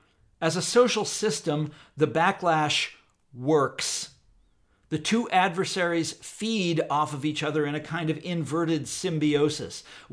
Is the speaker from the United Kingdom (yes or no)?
no; Midwest, United States; We're all from the Midwest. It's the easiest thing to see in the world. Where Whitney and I live, Kansas and Missouri